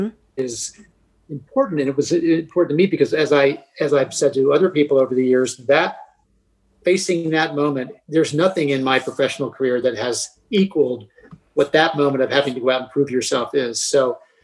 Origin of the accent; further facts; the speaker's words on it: Baltimore, Maryland, United States; I grew up in Baltimore as a kid at the Baltimore Figure Skating Club